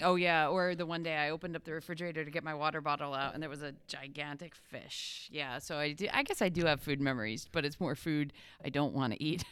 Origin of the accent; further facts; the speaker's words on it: Pennsylvania, United States; I'm from Pennsylvania